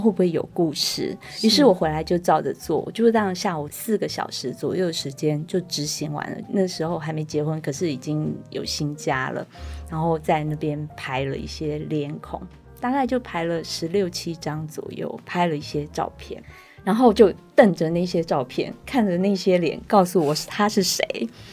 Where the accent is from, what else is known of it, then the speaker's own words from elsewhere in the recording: Taiwan; 我们台湾人有的姓